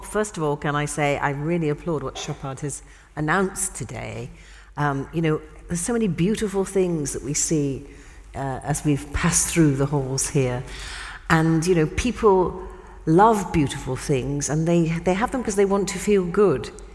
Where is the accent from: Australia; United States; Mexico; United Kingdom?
United Kingdom; in my country, in the UK